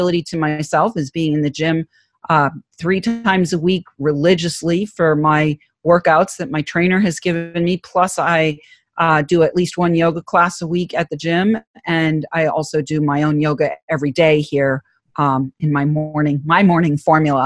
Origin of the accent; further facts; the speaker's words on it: New England, United States; accent: Boston; I'm from New England, so I figured I'd play on the Boston accent